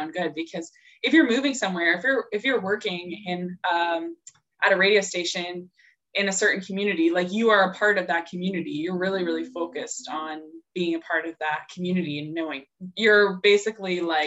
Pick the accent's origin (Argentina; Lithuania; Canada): Canada; Aurora, Ontario; I'm from Aurora